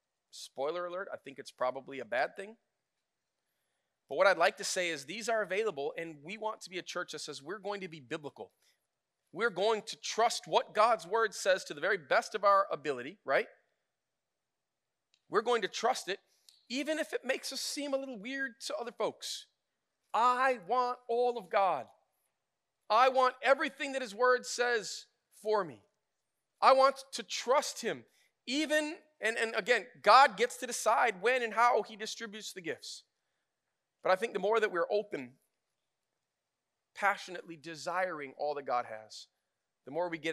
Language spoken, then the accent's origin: English; United States; I'm an American.